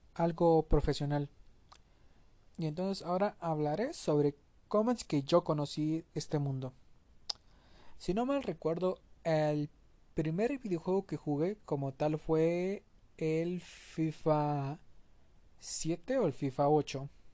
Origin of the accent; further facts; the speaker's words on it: Mexico; como mexicano